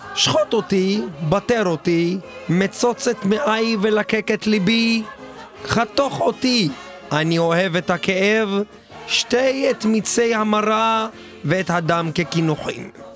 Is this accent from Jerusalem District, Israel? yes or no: yes; Jerusalem, Jerusalem District, Israel